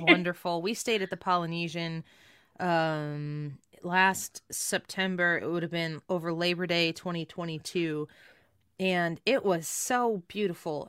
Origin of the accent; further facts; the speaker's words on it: St. Louis, Missouri, United States; we're from Saint Louis, Missouri